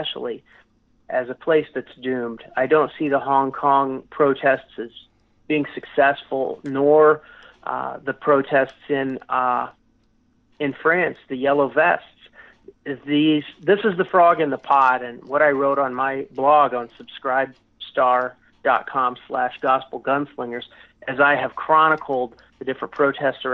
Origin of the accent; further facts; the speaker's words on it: United States; also born or lived in El Salvador; now in Mexico; as an American